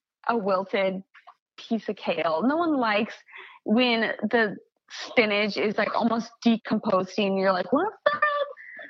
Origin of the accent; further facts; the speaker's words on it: Kansas, United States; moved away; I'm from Kansas originally